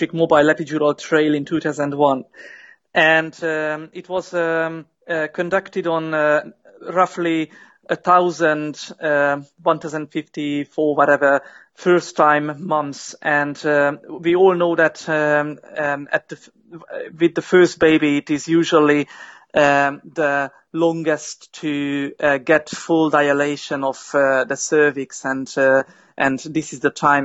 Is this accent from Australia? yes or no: no; Hungary; moved away as an adult; now in United Kingdom; I am from Hungary originally, and I came to the UK in 2010, 7 years ago.